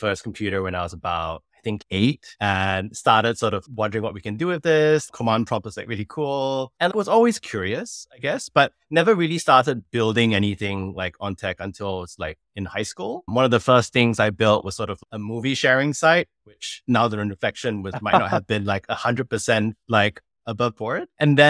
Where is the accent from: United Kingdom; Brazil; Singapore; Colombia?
Singapore; also born or lived in Kenya / Eastern Europe; now in New York, United States; I'm from Singapore, but have been on a mission to live and work on all continents of the world for the last couple of decades. And I'm currently based in New York.